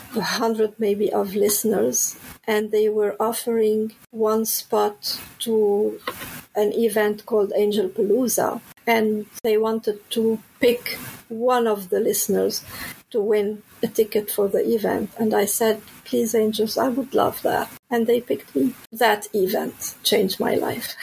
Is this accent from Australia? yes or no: no; Lebanon; moved away; I'm originally from Lebanon